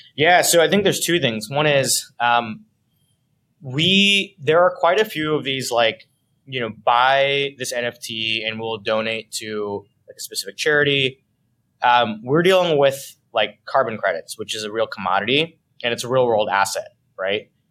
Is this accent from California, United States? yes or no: yes; San Diego, California, United States; moved away as an adult; also born or lived in Los Angeles / San Francisco; now in New York, United States; I grew up in California, except I grew up in the southern part in San Diego